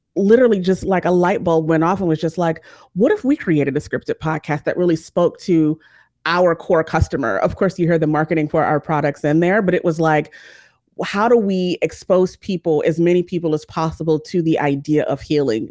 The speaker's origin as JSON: {"language": "English", "town": "San Bernardino", "region": "California", "country": "United States", "tie": "born or raised there", "also_born_or_lived": "Los Angeles, California", "moved": "as an adult", "lives_now": "Georgia, United States", "said": "I am from, originally from San Bernardino, California"}